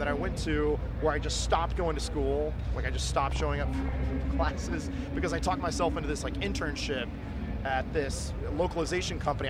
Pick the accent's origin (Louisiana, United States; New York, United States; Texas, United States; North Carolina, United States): Texas, United States; Dallas; moved away as an adult; also born or lived in Tokyo, Japan / Vancouver, Canada; I grew up in Dallas